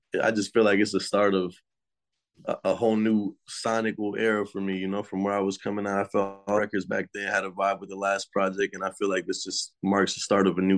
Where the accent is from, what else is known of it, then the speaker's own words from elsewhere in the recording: Houston, Texas, United States; I'm from Houston, Texas, and I just turned 25.